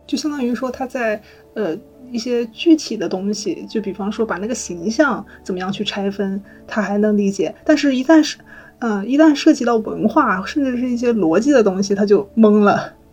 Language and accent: Chinese; China; 她对于我们中国人来说已经是一个家喻户晓的一个文化符号了